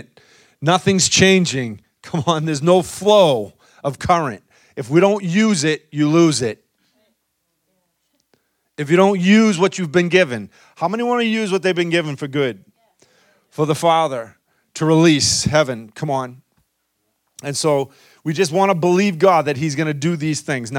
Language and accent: English; United States; us as American Christians